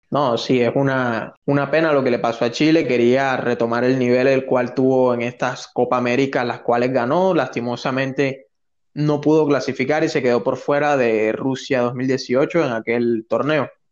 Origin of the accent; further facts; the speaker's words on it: Colombia; ciudadano colombiano